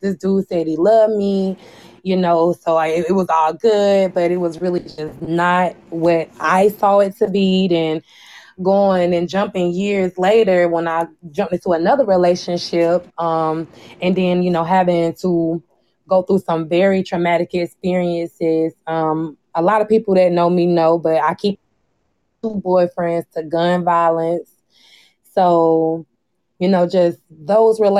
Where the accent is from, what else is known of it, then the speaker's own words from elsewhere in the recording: South Carolina, United States; born and raised in South Carolina